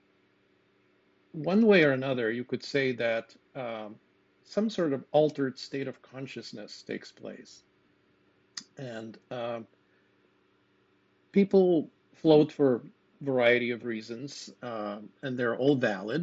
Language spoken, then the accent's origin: English; Lithuania; moved away as an adult; now in United States; You may have caught from my accent that I was born somewhere else. And indeed, I grew up in Lithuania